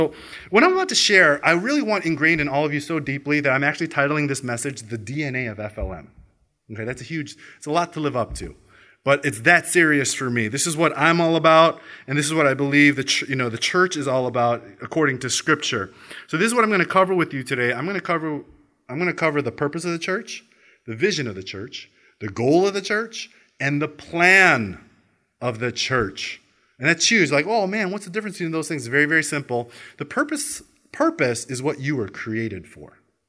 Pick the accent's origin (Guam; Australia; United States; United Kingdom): Australia; I am Korean American Australian. You know, yes, I am Australia, yeah.